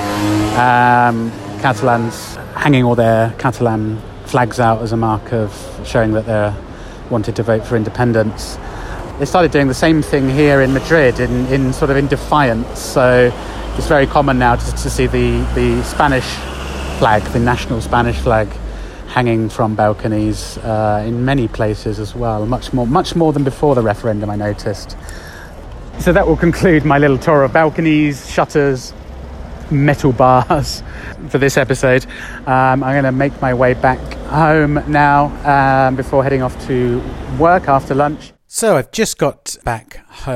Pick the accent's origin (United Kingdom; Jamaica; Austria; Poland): United Kingdom; now in Spain; me being a Brit